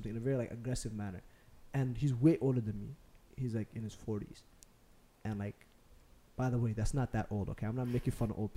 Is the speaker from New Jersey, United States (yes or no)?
no; Minneapolis, Minnesota, United States; the way I was raised and like, I grew up in Cedar